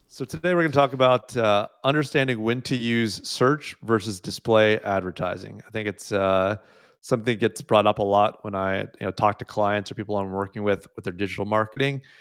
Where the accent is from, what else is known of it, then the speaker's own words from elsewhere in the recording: United States; moved away as an adult; now in Canada; having grown up in the U S